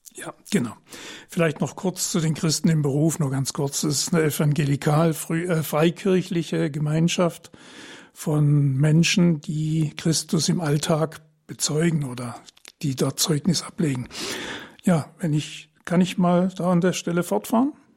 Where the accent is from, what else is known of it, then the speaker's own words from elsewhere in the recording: Trier, Rhineland-Palatinate, Germany; now in Heilbronn, Germany; Ich bin 1947 geboren in Trier äh, seit 1972 verheiratet mit meiner Frau Karin. Wir wohnen in Heilbronn